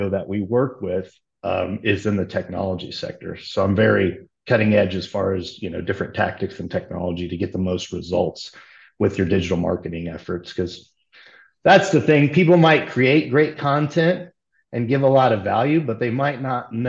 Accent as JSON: {"language": "English", "area": "near Logansport", "region": "Indiana", "country": "United States", "tie": "born or raised there", "also_born_or_lived": "Fort Wayne, Indiana", "moved": "as an adult", "lives_now": "Austin, United States", "said": "I'm actually from a real small rural community. I mean, it's near Logansport, Indiana, and there was only like 50 people"}